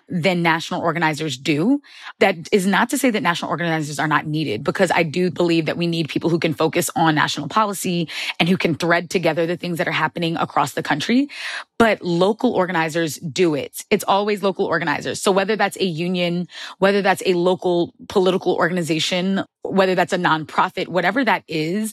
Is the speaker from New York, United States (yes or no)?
yes; Long Island, New York, United States; born or raised there